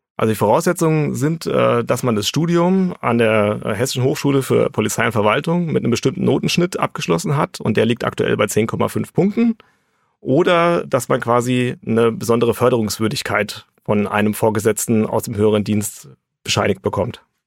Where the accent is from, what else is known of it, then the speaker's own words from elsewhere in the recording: Frankfurt, Hesse, Germany; Ich bin gebürtiger Hesse, geboren in Frankfurt, also ein Hesse aus ganzem Herzen.